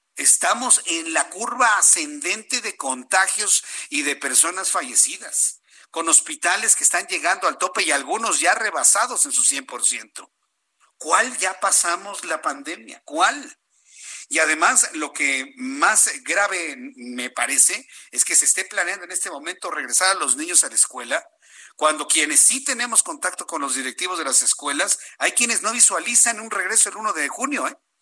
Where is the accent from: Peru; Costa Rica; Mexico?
Mexico; Somos mexicanos